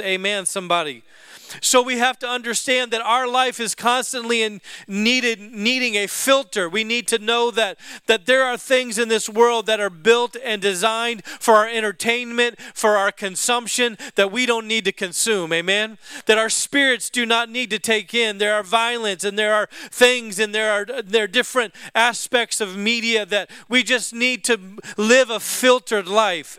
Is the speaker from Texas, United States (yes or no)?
no; Alaska, United States; I grew up in Alaska